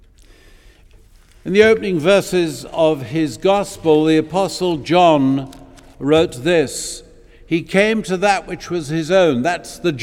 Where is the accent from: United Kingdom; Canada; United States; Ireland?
United Kingdom; Eastbourne, South East England; I grew up in Eastbourne